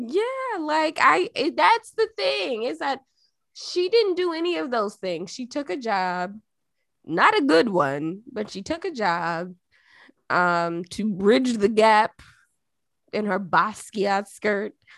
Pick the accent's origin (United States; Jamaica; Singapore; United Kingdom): Jamaica; moved away; being Jamaican